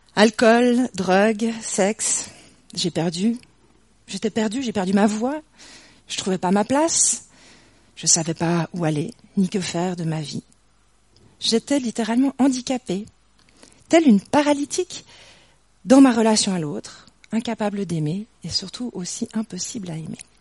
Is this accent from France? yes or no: no; near Morges, Vaud, Switzerland; j'ai grandi à Yann, franchement pas très loin d'ici, de l'autre côté de Morges